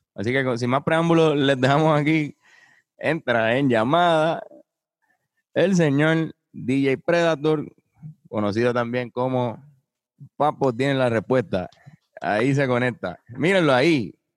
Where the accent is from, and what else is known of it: Puerto Rico